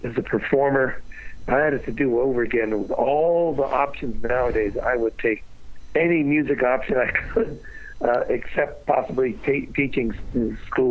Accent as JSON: {"language": "English", "area": "Washington, D.C. area", "region": "Maryland", "country": "United States", "tie": "born or raised there", "also_born_or_lived": "New York City / Alexandria, Virginia", "said": "I grew up in the Washington, D.C. area, first in Alexandria, Virginia, and then Hyattsville and College Park, Maryland"}